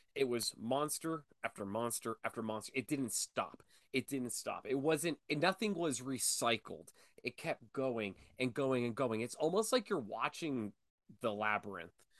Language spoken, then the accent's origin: English; Erie, Pennsylvania, United States; I'm from Erie, Pennsylvania